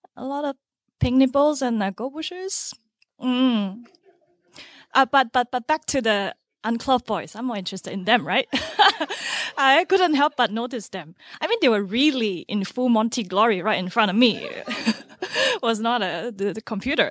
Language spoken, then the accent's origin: English; Singapore; moved away as an adult; also born or lived in Finland; I grew up in Singapore, a country just one degree away from the equator.